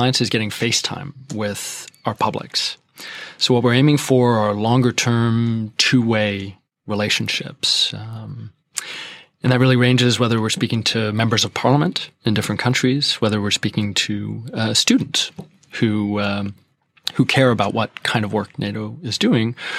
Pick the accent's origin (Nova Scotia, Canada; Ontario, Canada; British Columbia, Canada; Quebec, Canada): Quebec, Canada; moved away as an adult; I'm Canadian. I'm from Quebec